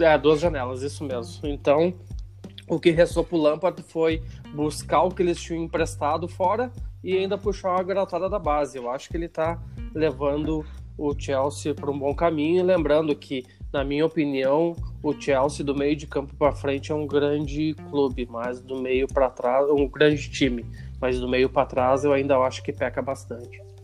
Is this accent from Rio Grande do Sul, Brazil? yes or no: yes; Caxias do Sul, Rio Grande do Sul, Brazil; lá da minha cidade, Caxias do Sul